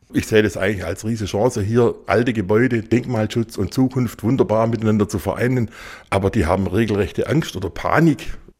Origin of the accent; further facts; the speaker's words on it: Swabia, Germany; als Schwabe